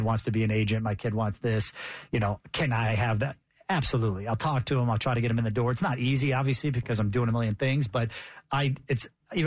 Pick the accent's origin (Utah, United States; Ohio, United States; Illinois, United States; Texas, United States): Illinois, United States; Chicago; moved away; I was from Chicago originally